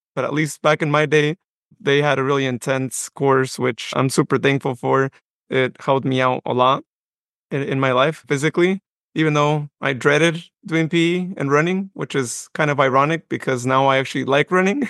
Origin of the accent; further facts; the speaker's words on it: Modesto, California, United States; also born or lived in Patterson, California / Westley, California; I was born in Modesto, but I was actually raised for my first ten years of life in the Patterson area, specifically in Wesley.